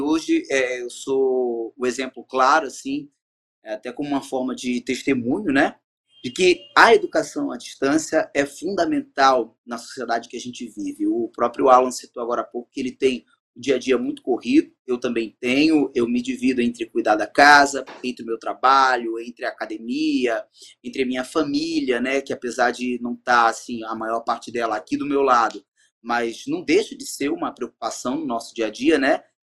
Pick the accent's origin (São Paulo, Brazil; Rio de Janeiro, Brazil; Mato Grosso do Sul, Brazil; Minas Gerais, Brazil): Rio de Janeiro, Brazil; moved away as an adult; now in Belém, Brazil; no Rio de Janeiro, na minha cidade natal